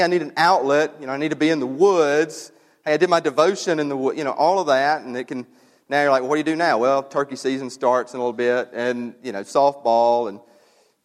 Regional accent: New Albany, United States; moved away; my hometown of New Albany

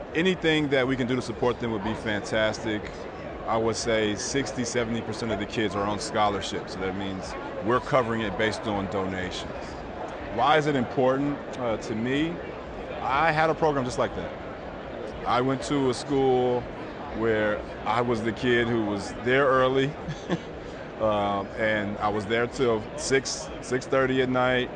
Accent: Inglewood, California, United States; moved away as an adult; also born or lived in Pennsylvania; grew up in Inglewood, California

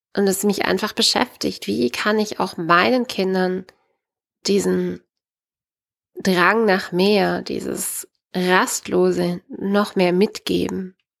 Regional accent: Baden-Württemberg, Germany; bei uns in Baden-Württemberg

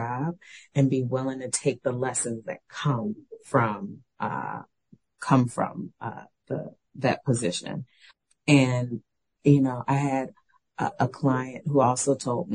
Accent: New Orleans, Louisiana, United States; moved away; I'm from New Orleans

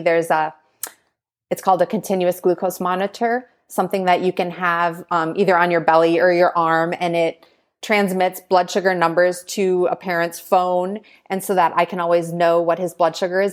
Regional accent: Green Bay, Wisconsin, United States; moved away; I grew up in Green Bay, Wisconsin

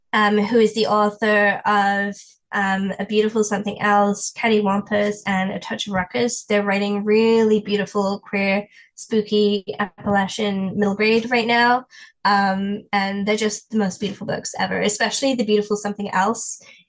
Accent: England, United Kingdom; And as an English person, we don't do that. We don't do that in England. We don't talk to people.

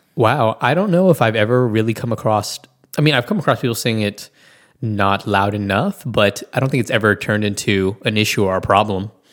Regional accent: Washington, District of Columbia, United States; now in Tulsa, United States; I'm originally from Washington, the D.C. area

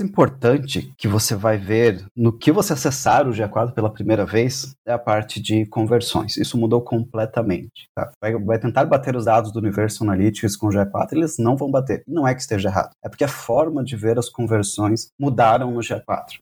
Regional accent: Brazil; Nós somos brasileiros

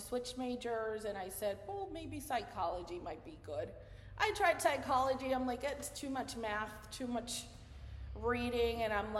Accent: Mayagüez, Puerto Rico; first language Spanish; English is a second language; So my main language, of course, is Spanish. But I grew up in Puerto Rico, as you may know, we're a commonwealth of the United States, so we grew up with both English and Spanish.

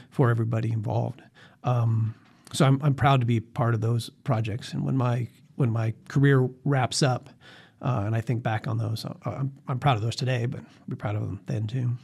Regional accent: Las Vegas, Nevada, United States; also born or lived in Boulder City; when I went to college back east and said I was from Las Vegas

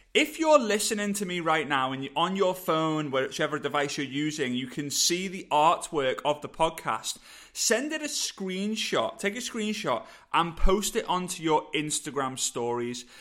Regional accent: England, United Kingdom

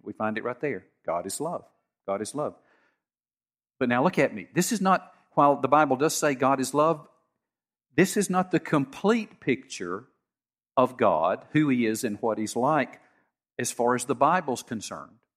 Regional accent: United States; I grew up in Harrison County

